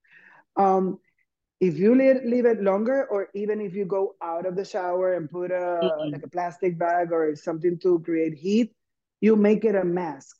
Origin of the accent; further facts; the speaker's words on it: Puerto Rico; I'm from Puerto Rico, and we tend to think in a small island of 3 million something people.